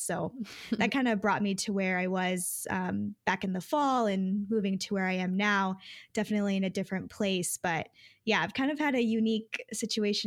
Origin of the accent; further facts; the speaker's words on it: Detroit, Michigan, United States; also born or lived in Grand Rapids, Michigan; back to the Detroit area, living with my parents again